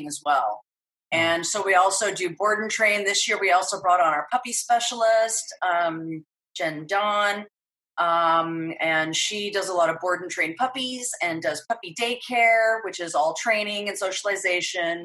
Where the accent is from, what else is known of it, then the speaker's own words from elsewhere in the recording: Idaho, United States; also born or lived in San Francisco; now in Los Angeles, United States; I grew up in Idaho, and my life started with horses.